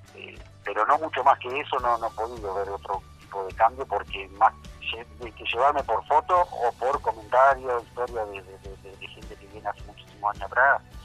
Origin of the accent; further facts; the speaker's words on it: Gualeguay, Entre Ríos, Argentina; soy de Gualeguay, Entre Ríos, de aquella zona de la Argentina